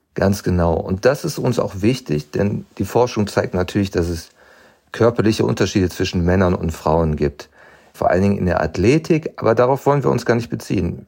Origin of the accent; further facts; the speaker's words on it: Germany; ich bin in Deutschland groß geworden